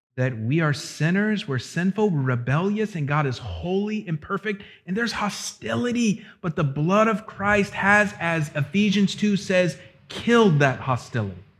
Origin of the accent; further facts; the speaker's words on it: Florida, United States; my hometown in Florida